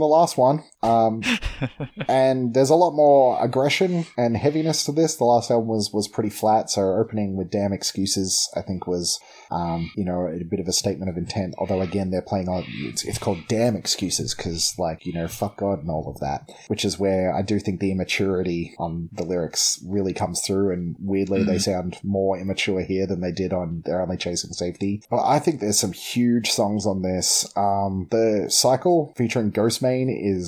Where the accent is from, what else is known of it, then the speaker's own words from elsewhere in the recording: Melbourne, Victoria, Australia; we're from Melbourne